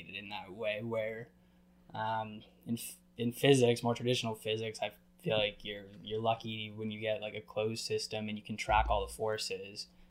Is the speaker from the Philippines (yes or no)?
no; New England, United States; I grew up in New England